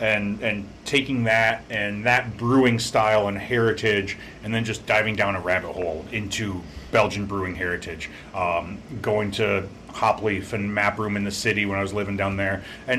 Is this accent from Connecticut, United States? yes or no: no; Central Illinois, United States; moved away as an adult; also born or lived in Geneva, Illinois / Chicago; I'm originally from Central Illinois, so I'm not from this area originally